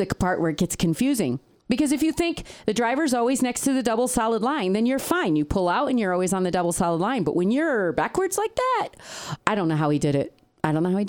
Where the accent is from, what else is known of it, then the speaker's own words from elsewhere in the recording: United States; also born or lived in Peru; I was in the States. I grew up in the States.